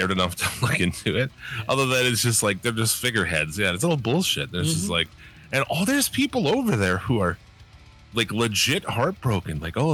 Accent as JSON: {"language": "English", "country": "United States", "said": "As an American"}